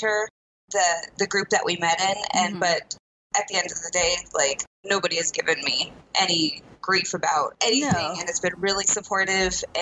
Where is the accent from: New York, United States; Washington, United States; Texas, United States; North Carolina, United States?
Washington, United States; Seattle; I was born in Seattle